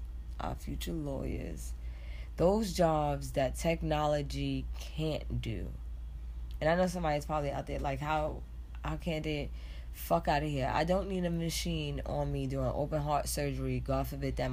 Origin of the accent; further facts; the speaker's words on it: New York City, New York, United States; 178 Lockman, because that's where I grew up